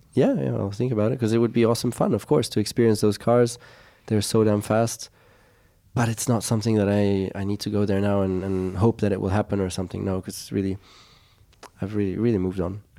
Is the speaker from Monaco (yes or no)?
yes; Monaco; growing up in Monaco